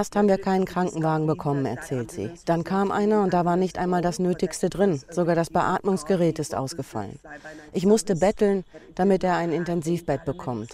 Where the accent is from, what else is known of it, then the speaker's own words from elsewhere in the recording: Germany; now in India; bei uns in Europa oder in Deutschland